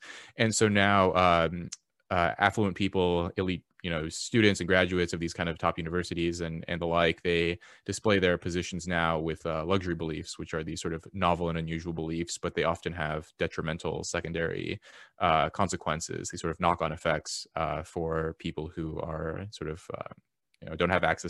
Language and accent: English; Los Angeles, California, United States; I was born into poverty in Los Angeles. My mother was an immigrant from South Korea, and she became addicted to drugs.